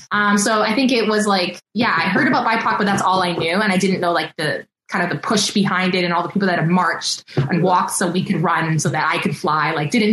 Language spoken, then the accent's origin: English; East Coast, United States; And I'm such a fast walker because I grew up on the East Coast.